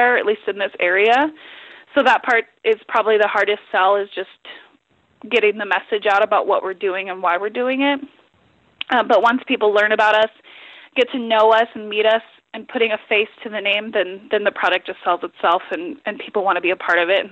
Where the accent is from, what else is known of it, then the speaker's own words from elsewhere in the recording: Grass Valley, California, United States; moved away as an adult; now in Molt, United States; growing up in Grass Valley, I always thought that I was from a really small town.